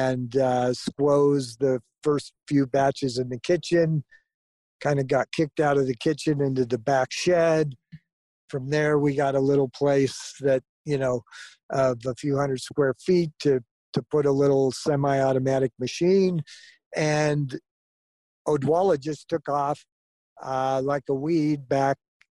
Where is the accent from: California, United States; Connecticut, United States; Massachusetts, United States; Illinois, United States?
California, United States; Southern; born or raised there; also born or lived in Florida